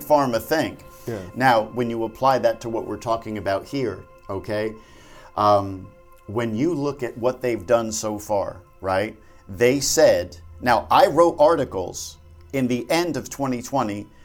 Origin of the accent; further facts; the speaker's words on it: New Jersey, United States; I'm from Jersey